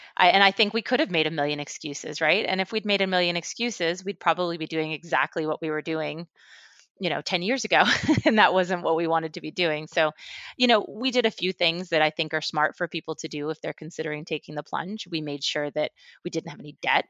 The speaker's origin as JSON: {"language": "English", "area": "Westchester", "region": "New York", "country": "United States", "tie": "born or raised there", "also_born_or_lived": "Mexico City, Mexico", "moved": "as an adult", "said": "I grew up in Westchester, um, right outside of New York City, um, after, after my family moved back from Mexico City"}